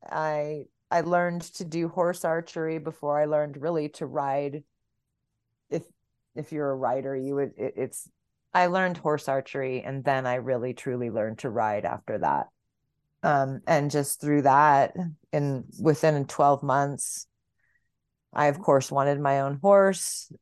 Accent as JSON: {"language": "English", "town": "San Diego", "region": "California", "country": "United States", "tie": "born or raised there", "also_born_or_lived": "Bay Area, California", "moved": "as an adult", "lives_now": "Hondo, United States", "said": "I was born and raised in San Diego"}